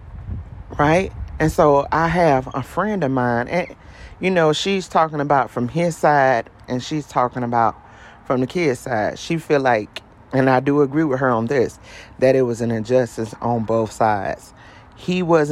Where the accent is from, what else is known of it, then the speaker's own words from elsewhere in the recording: Columbia, South Carolina, United States; South Carolina, which is my hometown, Columbia, South Carolina